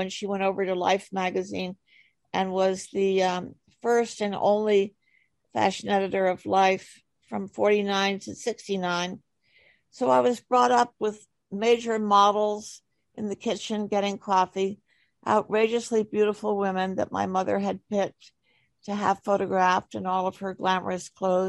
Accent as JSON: {"language": "English", "town": "New York City", "region": "New York", "country": "United States", "tie": "born or raised there", "said": "I was brought up in East Manhattan near the East River on 75th Street, and only child."}